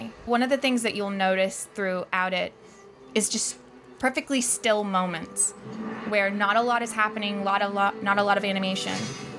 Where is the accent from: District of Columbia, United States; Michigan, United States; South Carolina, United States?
South Carolina, United States; I'm from South Carolina.